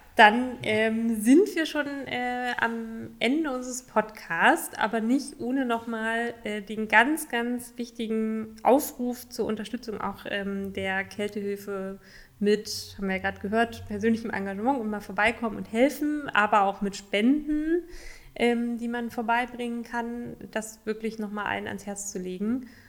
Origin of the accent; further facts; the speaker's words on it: Saxony-Anhalt, Germany; now in Berlin, Germany; Sachsen-Anhalt, meine Heimat, mein Heimatbundesland